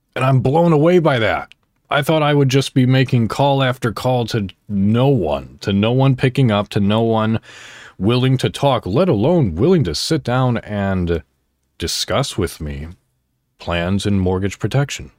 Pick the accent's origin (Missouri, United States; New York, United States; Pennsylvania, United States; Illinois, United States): Illinois, United States; Crystal Lake; moved away as an adult; also born or lived in McHenry, Illinois; now in Indiana, United States; I was born technically in McHenry, Illinois, and I grew up and lived my childhood and the beginning of my adulthood in Crystal Lake, Illinois.